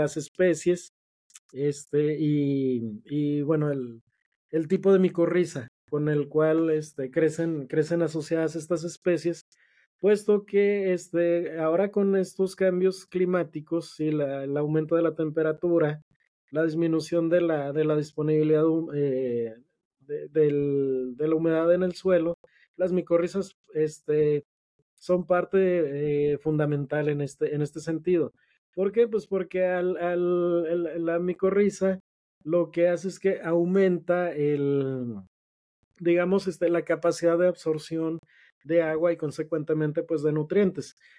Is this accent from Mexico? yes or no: yes; Mexico; nosotros como, como mexicanos, nuestra base de, la base de nosotros como mexicanos